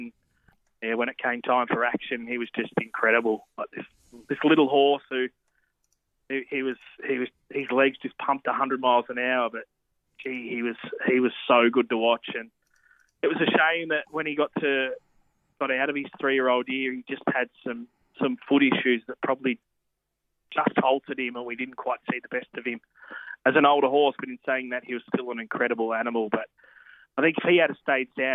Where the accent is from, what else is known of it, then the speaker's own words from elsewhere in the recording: New South Wales side of the border, Australia; I grew up on the New South Wales side of the border, and I used to go to primary school in New South Wales